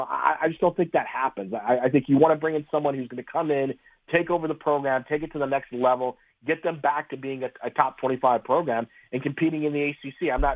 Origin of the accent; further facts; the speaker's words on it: Indiana, United States; moved away; I grew up in Indiana